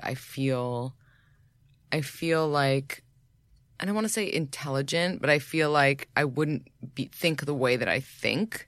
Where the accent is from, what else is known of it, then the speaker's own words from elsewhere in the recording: New York, United States; I grew up in New York.